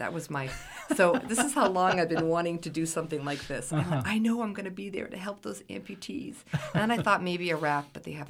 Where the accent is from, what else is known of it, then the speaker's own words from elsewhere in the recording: Maine, United States; moved away as an adult; also born or lived in Colorado; I'm from Maine originally, but I lived out in Colorado for over 20 years.